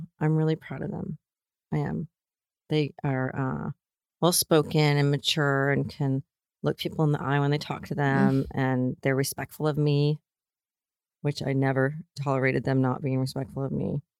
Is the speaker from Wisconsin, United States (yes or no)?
no; Hollywood, California, United States; You know, and growing up in Hollywood, I was like, oh gosh, if I can have three girls in Los Angeles and no one has an eating disorder, I will feel like a successful person.